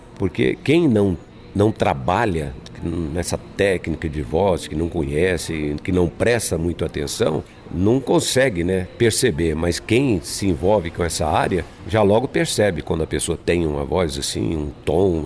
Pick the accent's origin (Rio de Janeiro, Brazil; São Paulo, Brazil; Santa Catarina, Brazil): São Paulo, Brazil; moved away as an adult; also born or lived in Goiás; eu sou paulistano, né? Nasci na cidade de São Paulo. E eu, e, e eu morava na periferia